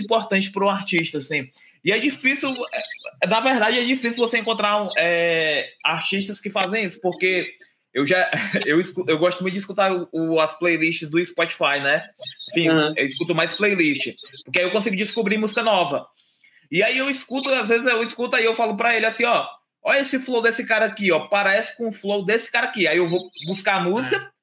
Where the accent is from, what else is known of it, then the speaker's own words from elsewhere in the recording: Fortaleza, Ceará, Brazil; eu também sou daqui de Fortaleza, a gente é de Fortaleza